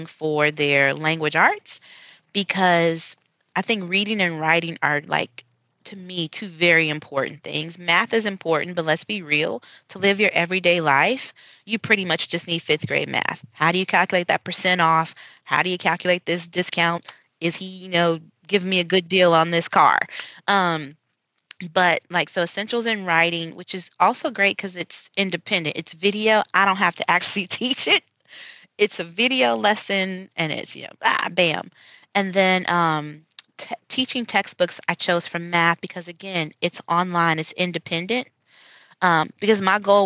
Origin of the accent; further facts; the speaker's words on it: United States; moved away as an adult; now in Mérida, Mexico; being American